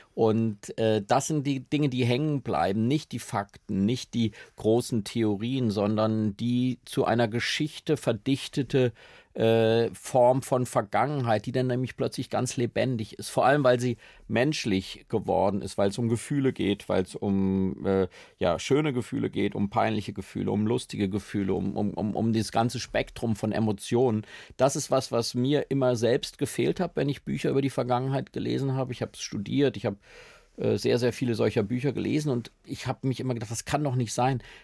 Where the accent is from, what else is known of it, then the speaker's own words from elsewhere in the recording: Schlitz, Hesse, Germany; now in Berlin, Germany; bei uns in Schlitz in der Familie oder in der Straße